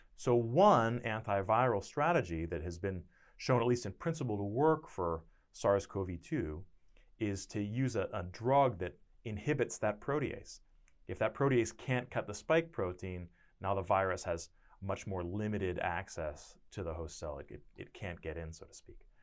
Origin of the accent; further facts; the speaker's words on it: Connecticut, United States; moved away as an adult; also born or lived in Boston, Massachusetts; now in Stillwater, United States; I'm from Connecticut, about twelve miles away from New Haven